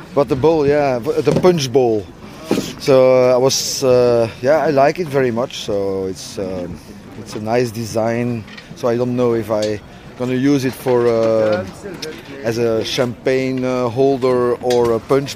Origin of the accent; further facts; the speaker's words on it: Brussels, Brussels-Capital Region, Belgium; English is a second language; I'm from Brussels